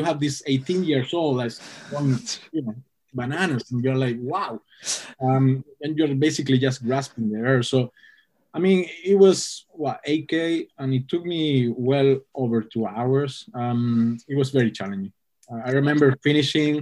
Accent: Canary Islands, Spain; English is a second language; moved away; also born or lived in Hong Kong; growing up in the Canary Islands

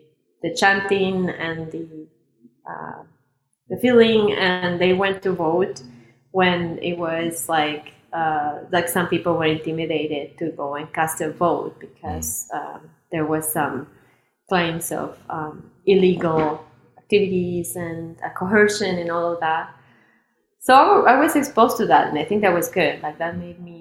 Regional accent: Chihuahua, Mexico; moved away as an adult; also born or lived in Puebla, Mexico; growing up in Chihuahua

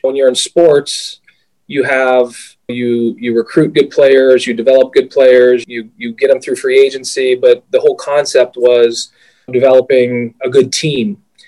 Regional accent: Pittsburgh, Pennsylvania, United States; I grew up in Pittsburgh.

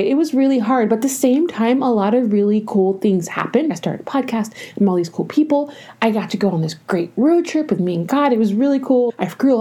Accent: Georgia, United States; also born or lived in Arizona; now in California, United States; I grew up in Georgia

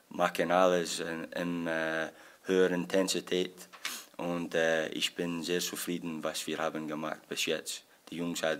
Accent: Scotland, United Kingdom; accent: Scottish; first language English; German is a second language; dass ich probiere auf äh, Deutsch, aber vielleicht ich switche auf meine Muttersprache auch. Manchmal, ähm, ich hoffe, mein schottischer Dialekt ist nicht so schlimm in Englisch

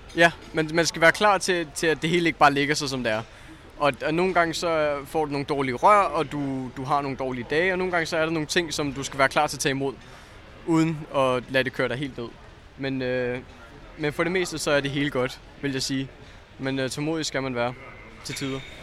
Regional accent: Zealand, Denmark; Jeg er fra Sjælland

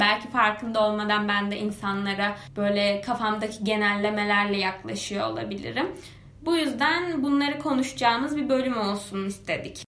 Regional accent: Kuşadası, Aydın, Turkey; moved away; benim yaşadığım yer, büyüdüğüm yer Kuşadası

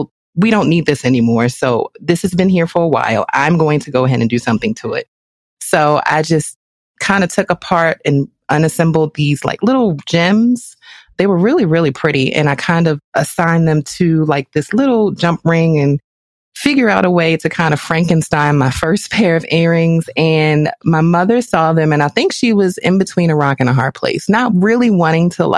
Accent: Baltimore, Maryland, United States; I am from Baltimore with love. And as the youngest in the family

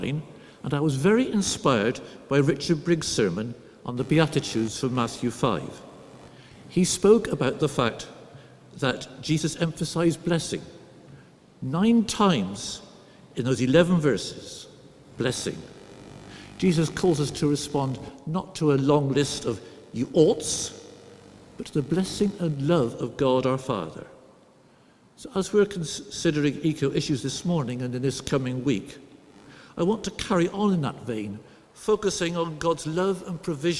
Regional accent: Somerset, South West England, United Kingdom; also born or lived in Derbyshire; now in Durham, United Kingdom; to stop you wondering about my accent throughout this sermon, I'll tell you that I grew up in Somerset.

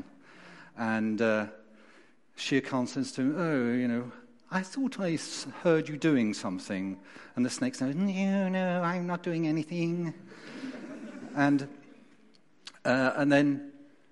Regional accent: London, United Kingdom; moved away as an adult; also born or lived in Tunbridge, Kent; now in Derbyshire, United Kingdom; as you can hear from my accent, and those of you know me, I wasn't born and brought up in Derbyshire. I was born in South London

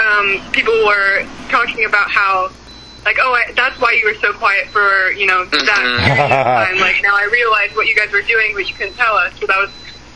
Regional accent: Bay Area, California, United States; We're both from the Bay Area

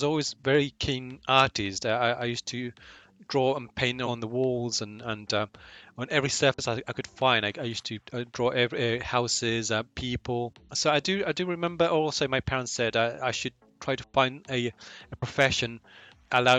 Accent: Chile; moved away as an adult; also born or lived in London; Chile, my home country.

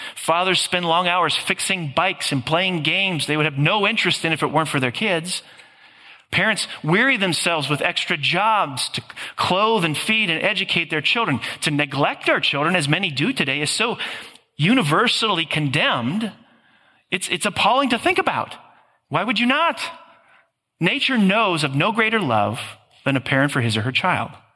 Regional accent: Green Bay, Wisconsin, United States; living in this mid sized Midwestern blue collar city of Green Bay

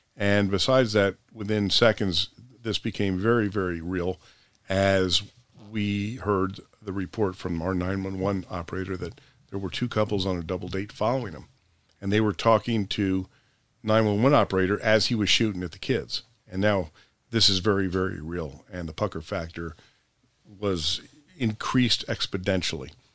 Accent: Princeton, New Jersey, United States; I was born and raised in Princeton, the college town.

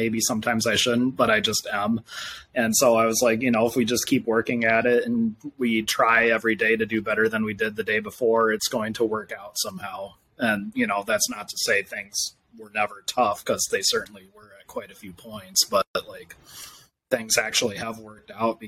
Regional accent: Minneapolis, Minnesota, United States; also born or lived in Indiana; I'm from Minneapolis, Minnesota. I've lived here since I was 10. I lived in Indiana before

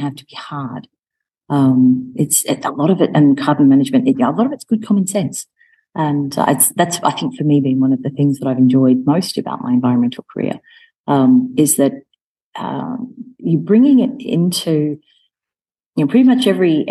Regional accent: Melbourne, Victoria, Australia; moved away as an adult; also born or lived in United Kingdom / Rome, Italy; now in Nairobi, Kenya; my hometown of Melbourne

